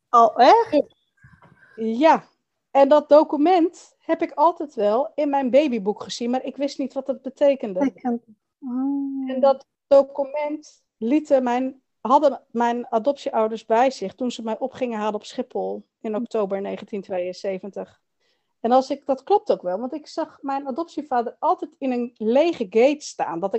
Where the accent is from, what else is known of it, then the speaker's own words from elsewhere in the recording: Chile; ik weet wel dat ik uit Chili kom, maar niet weet wie mijn biologische familie is.